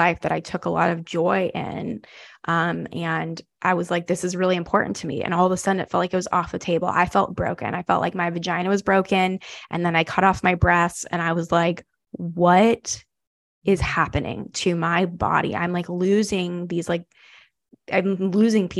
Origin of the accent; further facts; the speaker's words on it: the South, United States; I grew up Jewish, but I grew up Jewish in the South.